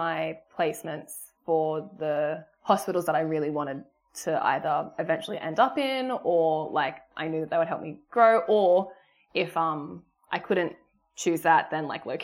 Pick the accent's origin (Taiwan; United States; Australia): Australia; South Coast, New South Wales; moved away as an adult; also born or lived in Sydney, Australia; now in Gold Coast, Australia; I'm originally from South Coast, New South Wales, but I've moved up to Gold Coast for the job